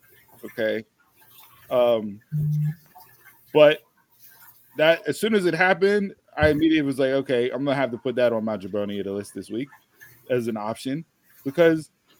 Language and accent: English; Ireland; We're both from Ireland.